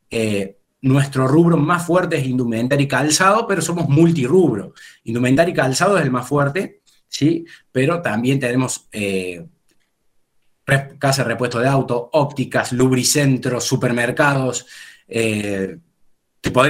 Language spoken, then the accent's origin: Spanish; Córdoba, Argentina; estamos en Córdoba, de, donde somos oriundos